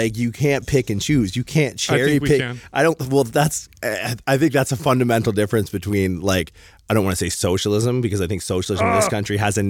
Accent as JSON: {"language": "English", "country": "Canada", "said": "I'm from Canada, right? And I was raised"}